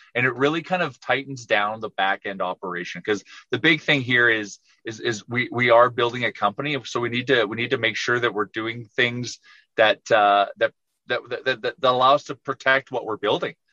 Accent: Edmonton, Alberta, Canada; I'm from Edmonton.

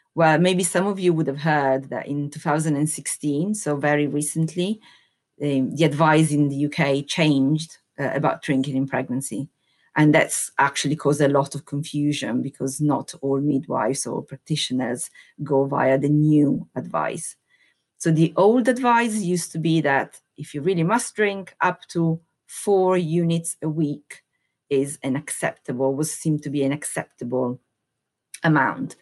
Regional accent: Italy; now in United Kingdom; I'm Italian, hundred percent Italian, naturalized as British citizen, So I have seen and lived in two different cultures

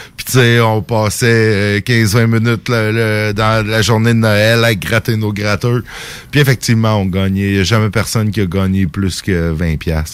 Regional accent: Saint-Jérôme, Quebec, Canada; now in Lévis, Canada; quand j'étais jeune à Saint-Jérôme

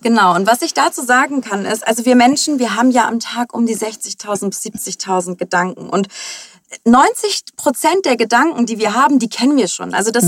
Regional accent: Hamburg, Germany; Ich bin in Hamburg geboren, bin die Tochter äh, von äh, türkischen ehemaligen Gastarbeitern

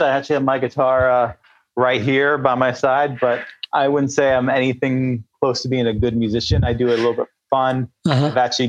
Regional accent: California, United States

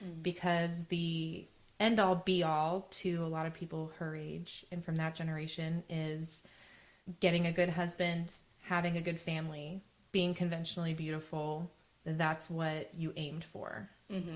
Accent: Arizona, United States; I grew up in Arizona to a single mom.

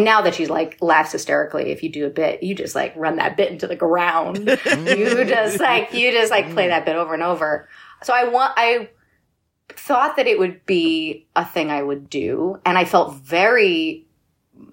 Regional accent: Bucks County, Philadelphia suburbs, Pennsylvania, United States; moved away; As a Philly-ish, I should say Philly, but, like, really the burbs native

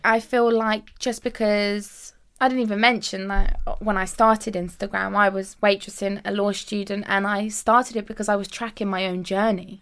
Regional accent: United Kingdom; I actually, um, immigrated to the U K when I was five years old

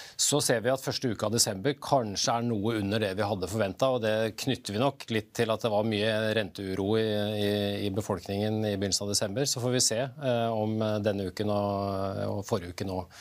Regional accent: Norway; Jul er noe vi prioriterer som nordmenn

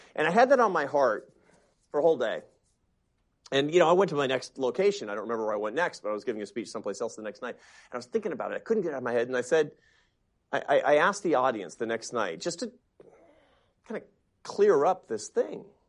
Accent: Seattle, Washington, United States; Seattle. Why? 'Cause it's my hometown.

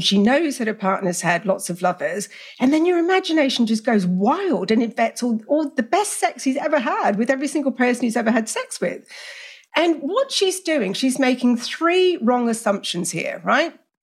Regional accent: Australia; also born or lived in England; I grew up in Australia with very liberal parents, even though I'm English.

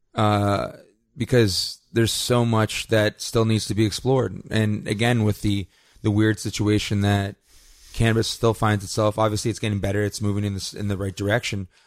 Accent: Canada; my fundamental rights as a Canadian

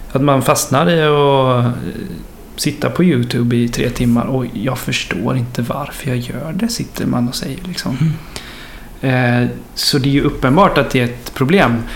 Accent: Horred, Västra Götaland, Sweden; moved away as an adult; also born or lived in Kinna; now in Gothenburg, Sweden; Jag är uppvuxen i Marks kommun men inte i Kina

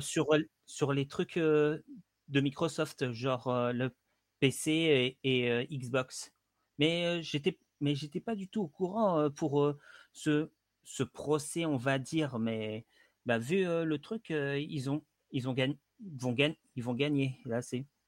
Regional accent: Centre-Val de Loire, France; moved away; je suis origine du Loiret. Et je suis plus dans le Loiret depuis 2000 maintenant

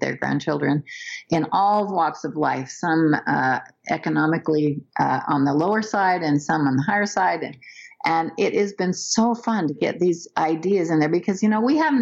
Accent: United States; I grew up over in Bear Lake

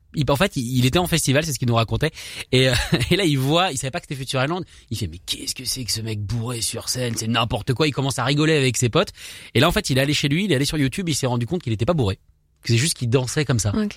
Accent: France; en tant que français, je ne suis pas forcément doué en accent on a ce problème-là en France

